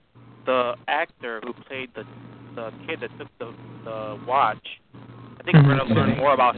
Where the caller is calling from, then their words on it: Chicago, Illinois, United States; Yeah, I'm calling from Chicago.